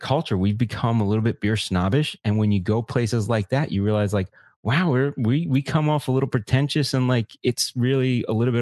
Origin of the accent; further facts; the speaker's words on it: United States; as an American